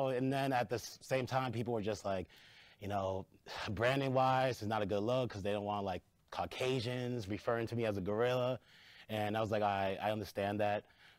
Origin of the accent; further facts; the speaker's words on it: Lawrence, Massachusetts, United States; I grew up in Lawrence, Massachusetts.